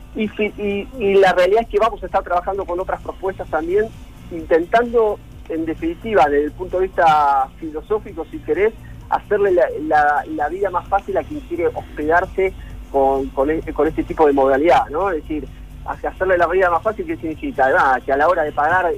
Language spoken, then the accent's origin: Spanish; Mar del Plata, Buenos Aires Province, Argentina; somos todos de Mar del Plata